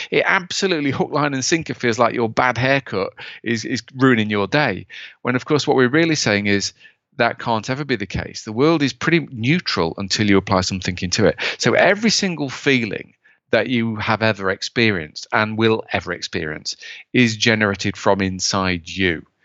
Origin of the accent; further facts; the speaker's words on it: United Kingdom; as a Brit